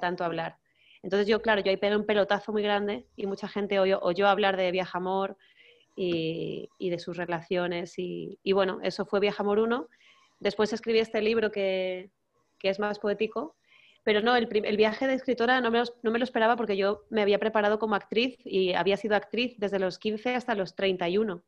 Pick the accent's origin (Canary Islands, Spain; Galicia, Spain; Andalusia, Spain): Canary Islands, Spain; no soy mallorquina, yo soy canaria